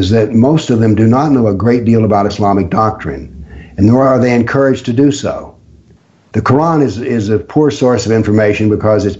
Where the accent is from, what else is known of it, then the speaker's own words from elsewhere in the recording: Appalachia, United States; I was raised in extreme poverty and in a very isolated part of the world. I grew up in Appalachia.